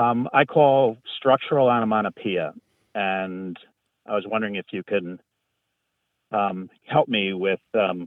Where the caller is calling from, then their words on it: Elmira, New York, United States; I'm calling from Elmira, New York.